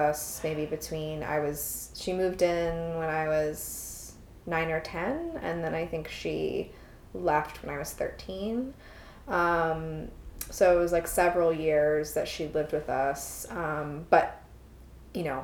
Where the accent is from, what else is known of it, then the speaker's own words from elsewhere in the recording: Chicago, Illinois, United States; moved away as an adult; also born or lived in Roanoke, Virginia; I grew up in Chicago and spent 19 years of my life there